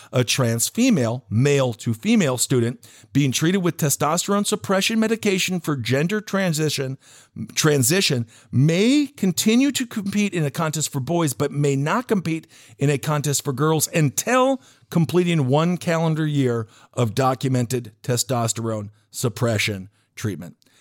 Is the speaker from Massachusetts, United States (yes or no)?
no; Fargo, North Dakota, United States; I was born in Fargo